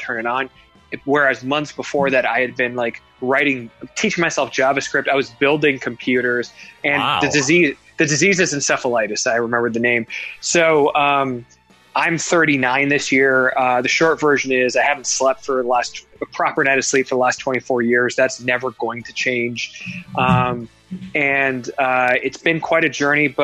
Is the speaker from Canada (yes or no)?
yes; Toronto, Ontario, Canada; So I was born in Toronto. I dreamed of being Prime Minister of Canada when I was a kid.